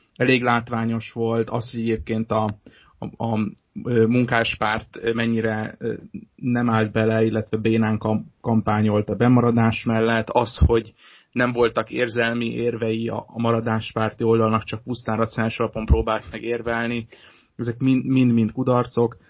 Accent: Hungary

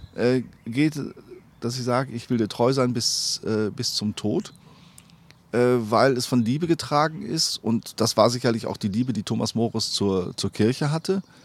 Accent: Sauerland, North Rhine-Westphalia, Germany; in meiner Heimat

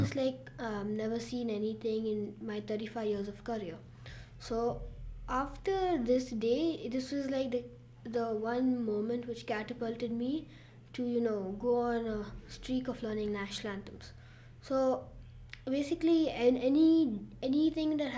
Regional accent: Bangalore, Karnataka, India; I'm from Bangalore, India

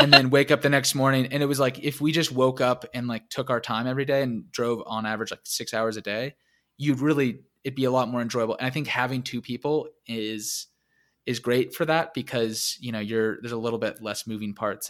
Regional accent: United States; being American

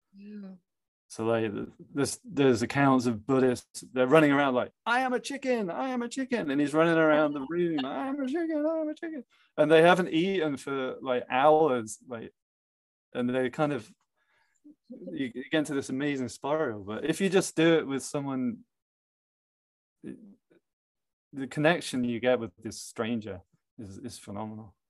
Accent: England, United Kingdom; moved away; I'm from England, so a lot of family are abroad

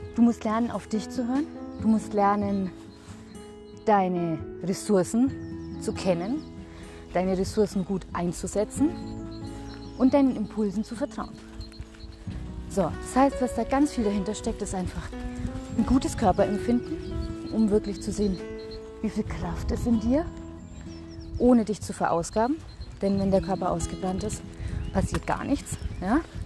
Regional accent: Germany; bei uns in Deutschland

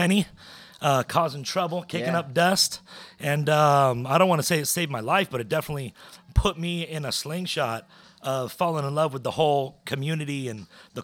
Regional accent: Indio, California, United States; moved away as an adult; also born or lived in La Quinta; now in Orange County, United States; I grew up in Indio

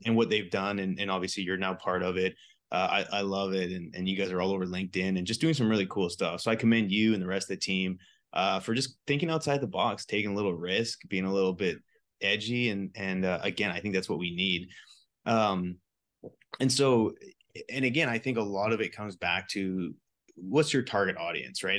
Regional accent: British Columbia, Canada; I'm a B C boy, so I was used to, like, mountains

